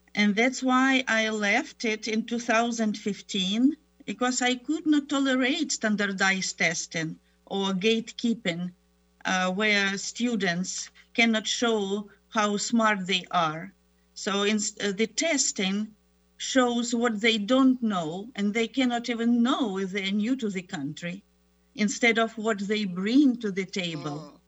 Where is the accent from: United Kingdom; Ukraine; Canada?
Ukraine; English is a second language; moved away as an adult; also born or lived in Germany / Moscow, Russia / Tennessee, United States; now in United States; I was born in Germany, grew up in Ukraine